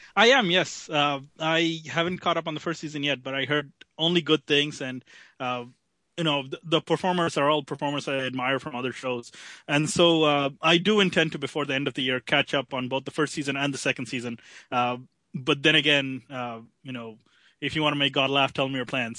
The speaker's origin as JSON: {"language": "English", "country": "Canada", "said": "being a Canadian"}